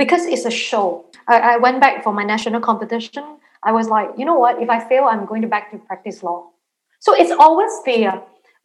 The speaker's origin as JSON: {"language": "English", "country": "Malaysia", "said": "back home in Malaysia"}